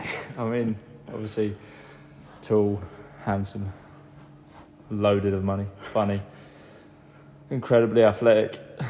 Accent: Great Hockham, East of England, United Kingdom; also born or lived in Johannesburg, South Africa; I've grown up around the area, yeah. Yeah, I grew up in Great Hartham, which is near Wrentham

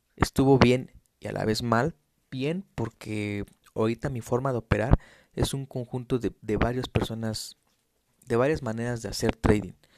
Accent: Mexico City, Mexico; Yo soy de México, soy de la Ciudad de México

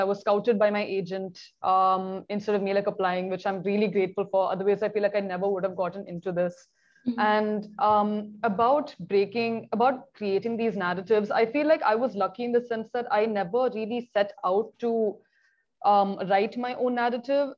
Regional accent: Kochi, Kerala, India; moved away as an adult; also born or lived in Delhi; right now I am based in Cochin. It is my hometown.

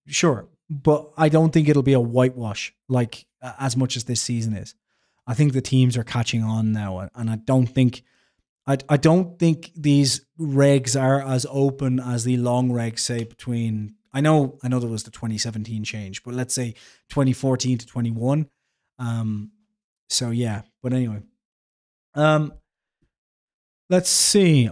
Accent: Ireland; I'm Irish

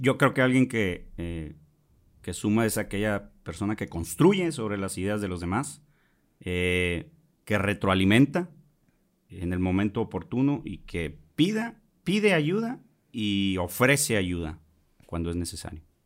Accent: Monterrey, Nuevo León, Mexico; also born or lived in Jalisco; soy regiomontano

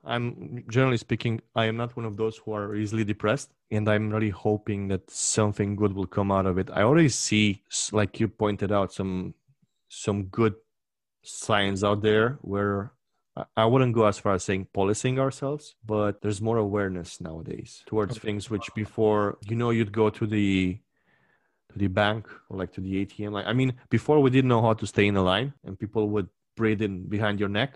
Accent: Romania; my hometown, which is your adoptive hometown

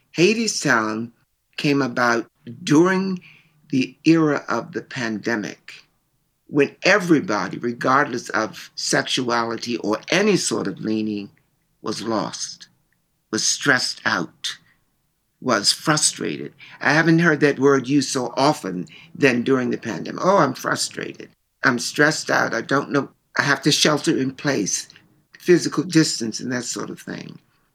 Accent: Chicago, Illinois, United States; now in New York, United States; Because when I came in from Chicago, I was real. But New York wasn't.

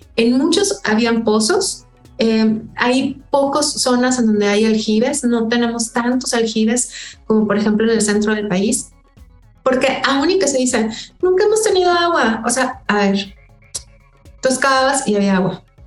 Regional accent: Monterrey, Nuevo León, Mexico; Acá en mi pueblo, o sea, Monterrey

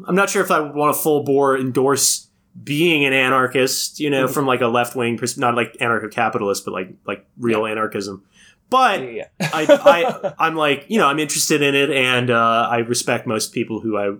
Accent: United States; As an American, I don't accept that.

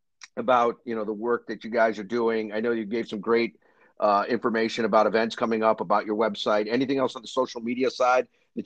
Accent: Ann Arbor, Michigan, United States; So I grew up in Ann Arbor, right outside of Detroit. And many people know I ended up then going to school a little bit further north in East Lansing.

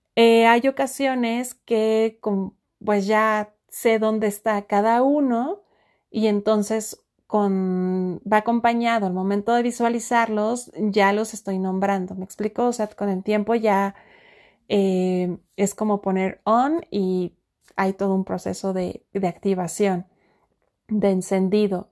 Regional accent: Mexico; estoy muy cerca de un volcán en mi país México, conocido como el Nevado

